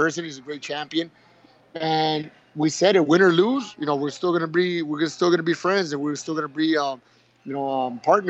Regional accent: Nogales, Sonora, Mexico; also born or lived in Tucson, Arizona; now in Hermosillo, Mexico; I was born in Nogales, Sonora, when I was just about one and a half years old. My father and my mother moved to Tucson, Arizona, where I did my elementary school

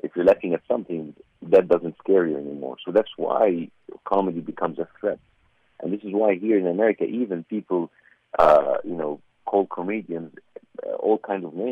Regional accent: Egypt; as an Egyptian

